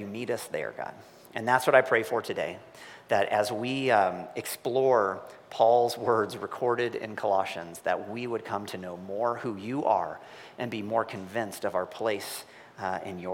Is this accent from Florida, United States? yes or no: no; Missouri, United States; I'm from Missouri